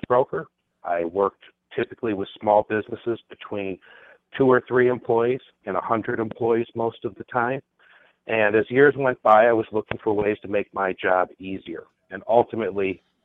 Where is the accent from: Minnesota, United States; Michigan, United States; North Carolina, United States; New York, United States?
Minnesota, United States; now in San Francisco, United States; I'm from Minnesota originally, and now I'm in San Francisco